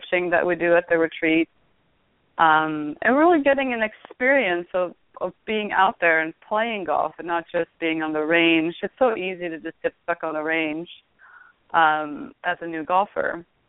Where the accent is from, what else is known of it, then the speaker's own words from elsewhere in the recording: Sweden; now in United States; growing up in Sweden, there was a lot more women who played